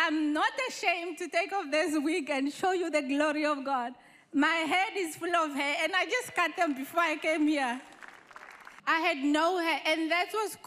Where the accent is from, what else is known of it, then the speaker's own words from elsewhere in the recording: Namibia; I am from Namibia